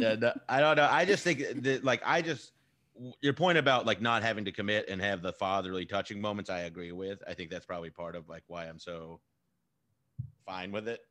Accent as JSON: {"language": "English", "region": "Texas", "country": "United States", "said": "I'm from Texas"}